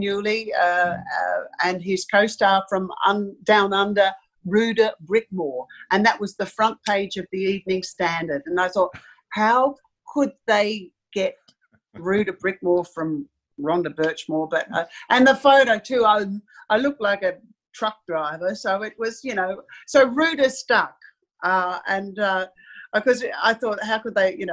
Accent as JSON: {"language": "English", "town": "Sydney", "region": "New South Wales", "country": "Australia", "tie": "born or raised there", "said": "I was born in Sydney, and we had a holiday house down at a place called Sussex Inlet"}